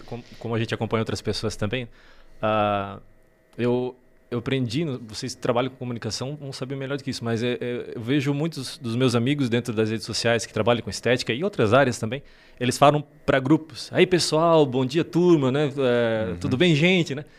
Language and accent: Portuguese; Laurentino, Santa Catarina, Brazil; also born or lived in Cascavel, Paraná; Mas eu vim de lá para cá bem pequeno, seis meses, menos de um ano